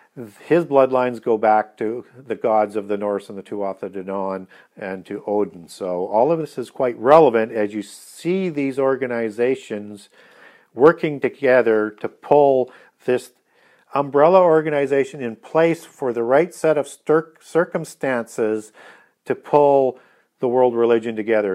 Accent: Canada; being a Canadian

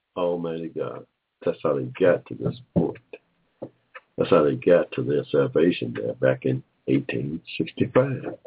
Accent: Georgia, United States; we're from Georgia, my family's from Georgia

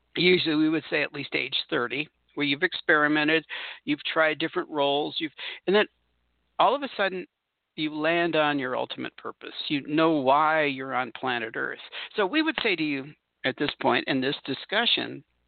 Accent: Southern California, United States; moved away; I come from Southern California

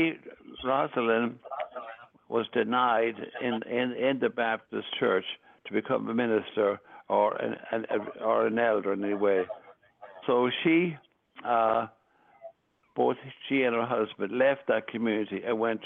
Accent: Ireland; moved away; I was raised in Ireland, the seventh of nine children

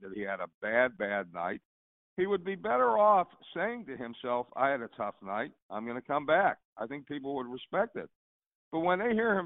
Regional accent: New Kensington, Pennsylvania, United States; I grew up in New Kensington

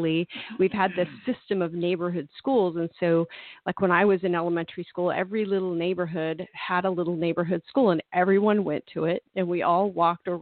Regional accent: Tulsa, Oklahoma, United States; born or raised there; moved away as an adult; also born or lived in Dallas, Texas / Texas / Florida / Massachusetts

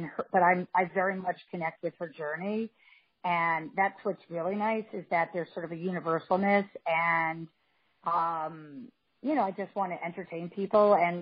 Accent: Scarsdale, Westchester, New York, United States; moved away; also born or lived in Los Angeles; I grew up in Barzale in Westchester

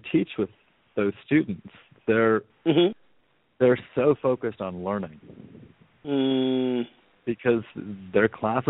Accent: Canada; moved away as an adult; also born or lived in Vancouver, Canada / Europe / Los Angeles, United States; We are both Canadian, and we moved from Vancouver to Europe, and we moved from Europe to America, and we now moved back to Canada

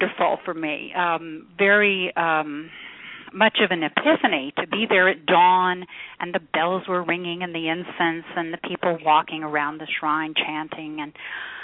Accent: Oklahoma, United States; I grew up in Oklahoma

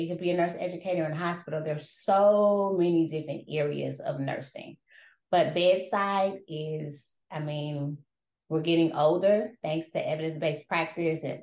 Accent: Wisconsin, United States; moved away as an adult; also born or lived in Indiana / Arizona; now in San Antonio, United States; I was born in Indiana. I was raised in Wisconsin.

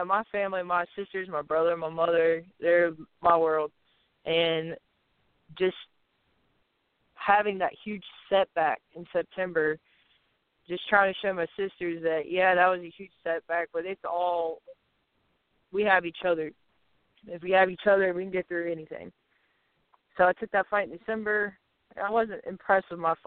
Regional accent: the Southeast, South Carolina, United States; We're both from the Southeast

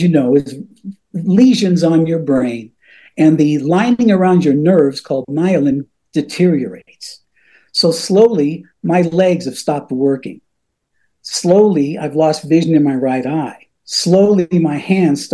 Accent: Cañon City, Colorado, United States; moved away as an adult; also born or lived in Florida; my dad worked at the only radio station in my hometown in Canyon City, Colorado.

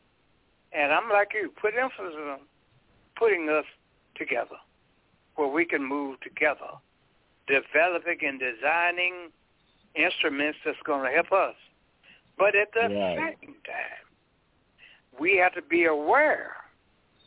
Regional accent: El Dorado, Arkansas, United States; In my hometown, the majority of the people in El Dorado, Arkansas, Afro-Americans

